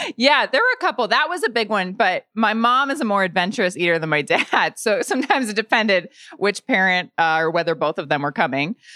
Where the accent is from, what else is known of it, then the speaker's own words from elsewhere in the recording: Lafayette, Indiana, United States; moved away; also born or lived in Bloomington, Indiana; I grew up in Lafayette, Indiana